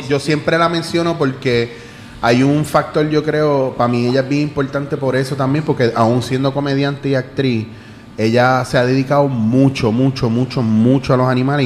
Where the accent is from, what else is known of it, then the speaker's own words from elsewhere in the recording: Puerto Rico; como puertorriqueño